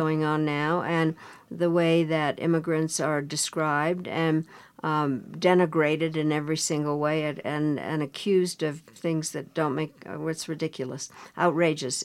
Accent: Colorado, United States; I grew up in Colorado

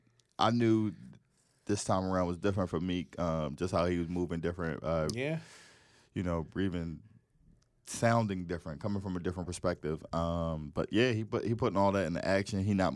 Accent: Philadelphia, Pennsylvania, United States; I'm from Philly.

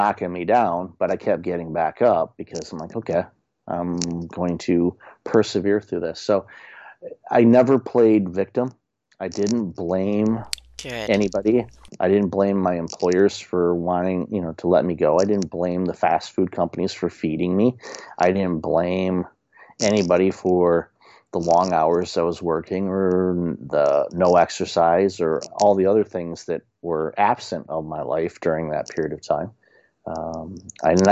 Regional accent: Detroit, Michigan, United States; moved away; also born or lived in Windsor, Canada; growing up in Detroit, there's a resiliency that most Detroiters have

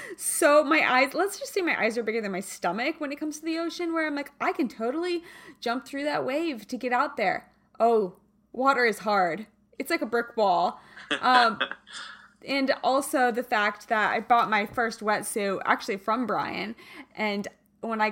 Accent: Kansas, United States; moved away; I am from Kansas originally

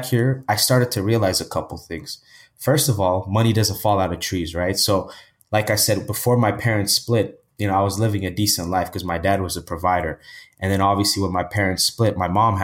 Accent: Ethiopia; now in Toronto, Canada; I was born in Canada, Toronto, Canada. And my parents, you know, they were together and they would work every single day. And they always wanted to go back where they were from to start a business, right? So I think at age six, I moved back to the motherland, which is Ethiopia, which is in East Africa. And, you know, I lived there most of my life

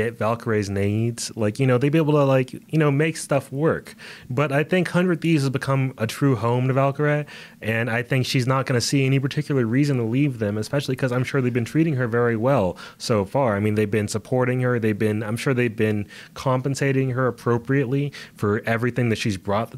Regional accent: United States; We are from America

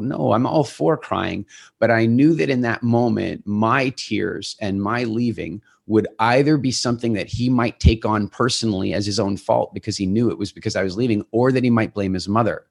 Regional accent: South Africa; moved away; also born or lived in England; we're originally from South Africa

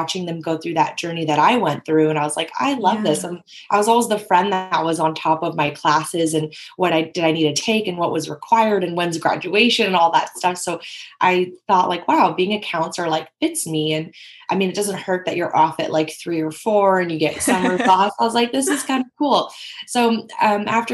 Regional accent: Bay Area, California, United States; I grew up in the Bay Area in California

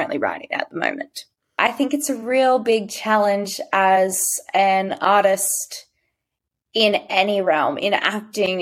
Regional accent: Sydney, New South Wales, Australia; I'm from Western Sydney, so I talk as I do.

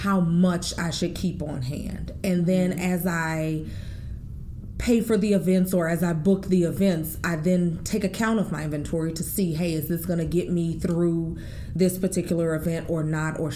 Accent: New Orleans, Louisiana, United States; I, again, was born and raised in New Orleans, Louisiana

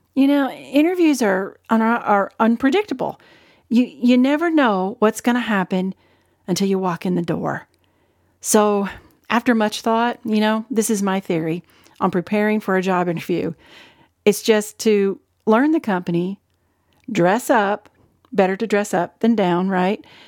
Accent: Ohio, United States; moved away as an adult; also born or lived in Arkansas; I was born and raised in Ohio and then moved with my family to Arkansas when I was barely out of high school

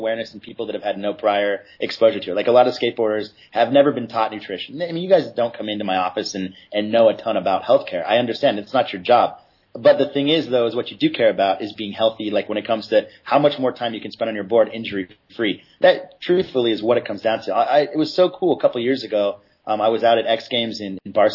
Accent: San Clemente, California, United States; I'm from San Clemente.

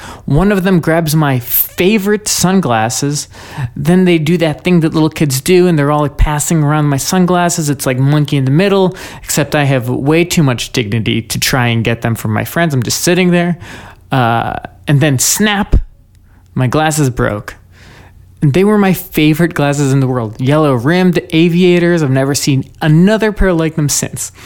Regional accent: United States; I'm an American. I was born here

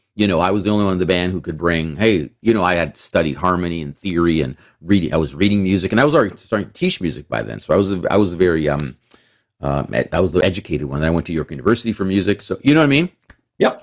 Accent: Toronto, Ontario, Canada; also born or lived in Mississauga; I grew up in Etobicoke in Toronto

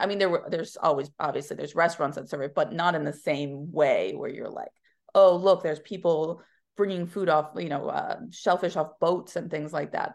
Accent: Pennsylvania, United States; now in New York City, United States; I grew up in a neighboring state called Pennsylvania in a small Rust Belt town

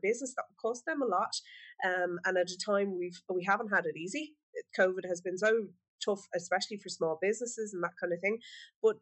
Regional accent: Ireland; us as an Irish nation

